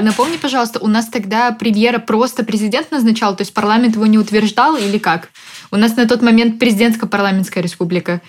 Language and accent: Russian; Odesa, Odesa Oblast, Ukraine; я как человек из Одессы, да, в нашем городе все голосовали за Януковича